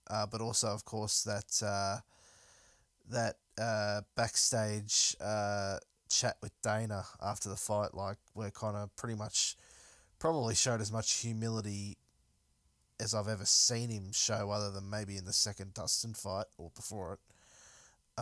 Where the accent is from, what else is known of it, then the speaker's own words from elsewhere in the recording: Melbourne, Victoria, Australia; I'm obviously from Melbourne